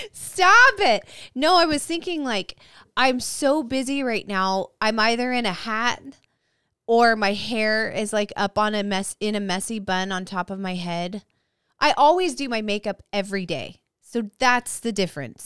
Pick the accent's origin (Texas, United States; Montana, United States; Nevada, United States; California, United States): California, United States; Visalia; born or raised there